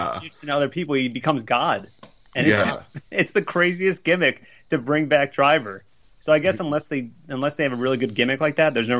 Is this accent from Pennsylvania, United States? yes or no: yes; Philadelphia, Pennsylvania, United States; and I'm from Philly.